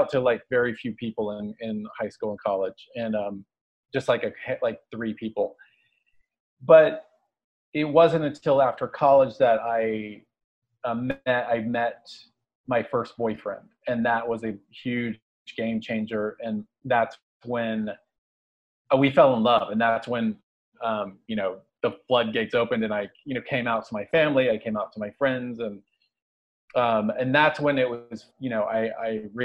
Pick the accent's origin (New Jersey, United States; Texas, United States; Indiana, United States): Texas, United States; Dallas; moved away as an adult; also born or lived in Tokyo, Japan; now in Los Angeles, United States; I grew up in Dallas, Texas, and I moved to LA after college